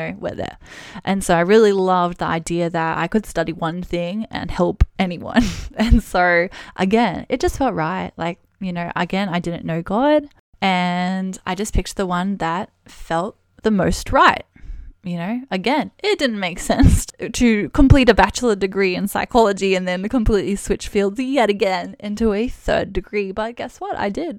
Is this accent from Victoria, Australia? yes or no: no; Brisbane, Queensland, Australia; So I'm actually originally from Brisbane in Australia.